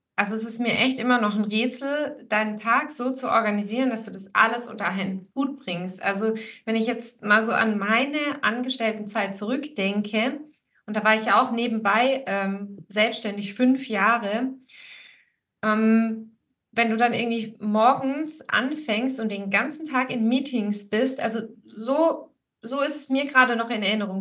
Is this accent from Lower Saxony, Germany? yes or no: no; Swabia, Baden-Württemberg, Germany; ich bin ja hier in Schwaben geboren und aufgewachsen